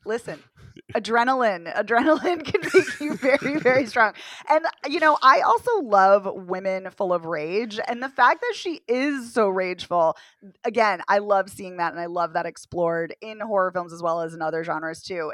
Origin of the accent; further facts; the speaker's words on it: Boston, Massachusetts, United States; as a Bostonian